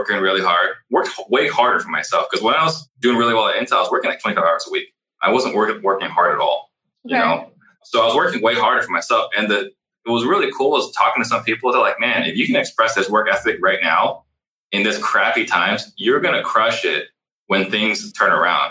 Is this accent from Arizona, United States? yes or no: yes; Tempe, Arizona, United States; also born or lived in Italy; the mobile home park I grew up in Tempe